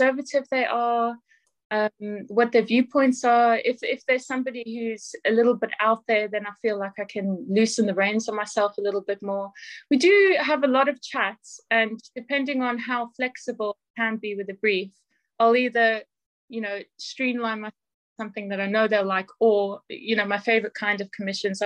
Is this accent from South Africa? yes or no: yes; South Africa; now in Northampton, United Kingdom; I'm originally from South Africa